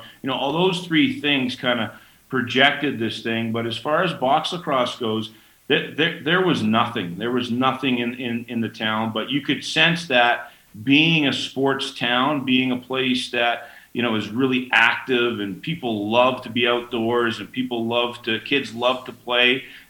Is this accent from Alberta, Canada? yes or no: no; Burnaby, British Columbia, Canada; moved away as an adult; now in Denver, United States; I grew up in Burnaby, British Columbia, played for the Burnaby Lakers, you know, worked a little bit of a landscaping job, you know, with my dad in the summertime, or working for the city of Burnaby during the summer months.